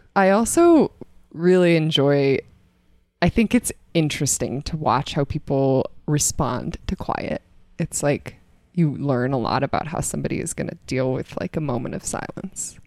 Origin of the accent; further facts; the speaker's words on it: Boulder, Colorado, United States; I am from Colorado. I grew up in Boulder.